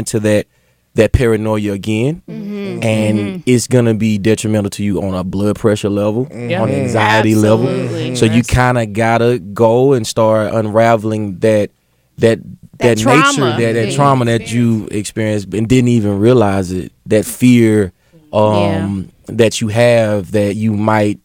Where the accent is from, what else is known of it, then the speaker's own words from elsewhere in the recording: Meridian, Mississippi, United States; accent: southern drawl; moved away; I was raised in the Bible Belt, Meridian, Mississippi